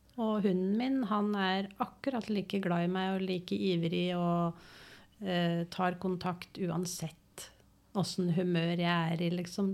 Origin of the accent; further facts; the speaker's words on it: Oslo, Norway; moved away as an adult; now in Engerdal, Norway; er født og oppvokst i Oslo.